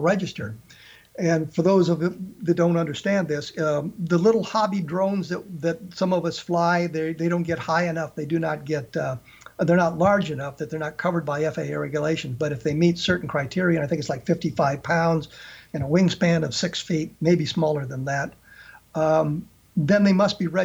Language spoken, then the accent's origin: English; Colorado, United States; as I was growing up in the Colorado area, I actually carried the Rocky Mountain News